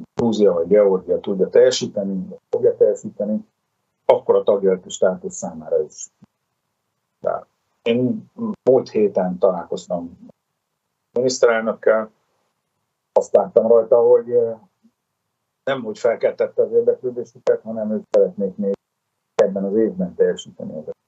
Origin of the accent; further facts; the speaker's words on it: Szeged, Csongrád-Csanád, Hungary; mi mindketten ugye szegediek vagyunk